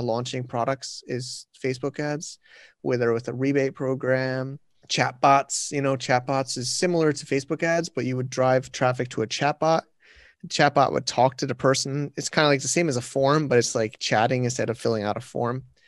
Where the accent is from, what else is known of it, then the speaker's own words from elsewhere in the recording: United States; now in China; I'm a American, but I'm in China